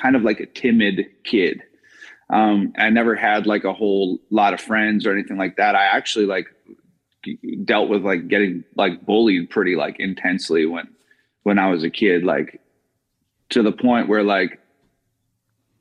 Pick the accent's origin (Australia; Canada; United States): Canada; British Columbia; born or raised there; moved away; also born or lived in Edmonton, Alberta